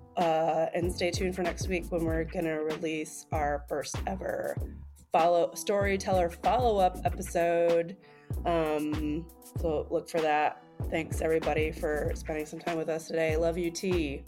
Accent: United States; as an American

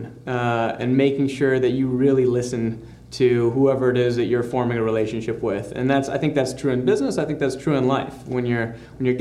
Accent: Grand Rapids, Michigan, United States; moved away as an adult; also born or lived in Stanford; now in Los Angeles, United States; growing up in Michigan. That's right. Grand Rapids, Michigan

